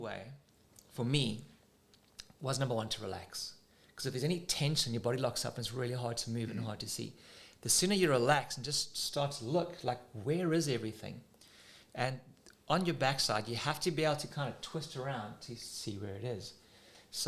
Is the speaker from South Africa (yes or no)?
yes; South Africa; now in Australia; when I was a kid growing up in South Africa